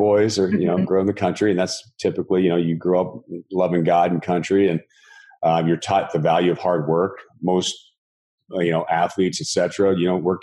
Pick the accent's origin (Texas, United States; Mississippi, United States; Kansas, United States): Texas, United States; moved away as an adult; now in Southern California, United States; I grew up in Texas